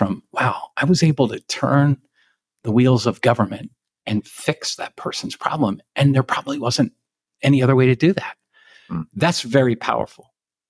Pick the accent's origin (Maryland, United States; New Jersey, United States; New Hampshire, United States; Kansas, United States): Maryland, United States; she's a liberal Democrat from Prince George's County and I'm a conservative from Western Maryland.